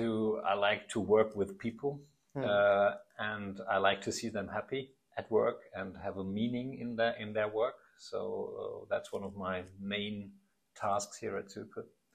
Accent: Aschaffenburg, Bavaria, Germany; English is a second language; Yeah, I come from Aschaffenburg. That's near Frankfurt, about 65,000 inhabitants, so mid-size. And I'm still living around there

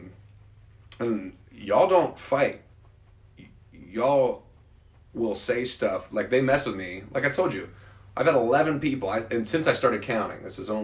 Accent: Ohio, United States; now in South Carolina, United States

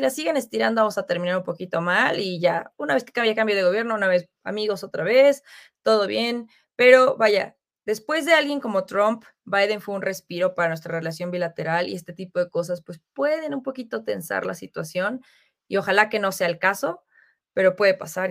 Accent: Mexico; nosotros como mexicanos

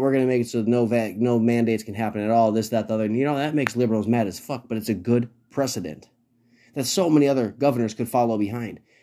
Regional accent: Minnesota, United States; I live in Minnesota, and it is a liberal hellhole, but it is also my home state.

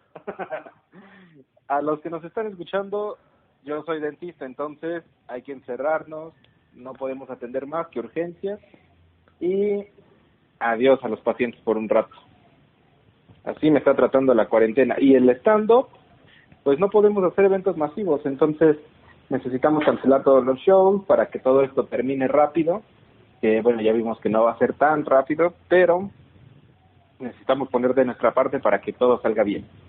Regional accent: Pachuca, Hidalgo, Mexico; somos de Pachuca los dos

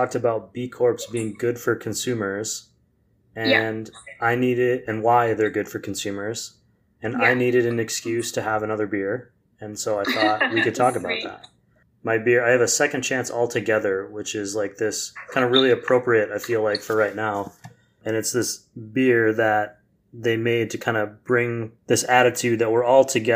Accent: Wisconsin, United States; moved away; I'm from Wisconsin

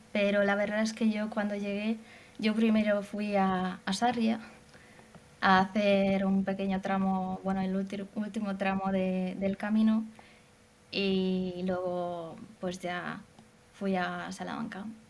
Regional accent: Hungary; Spanish is a second language; yo soy de Hungría

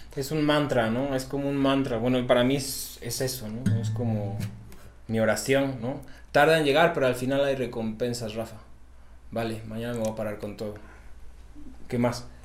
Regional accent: Xalapa, Veracruz, Mexico; moved away; allá en mi tierra, en Jalapa, Veracruz

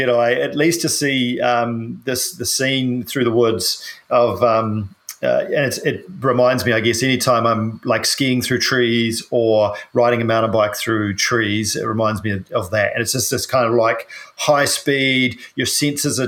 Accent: New Zealand; I'm a paraplegic from New Zealand

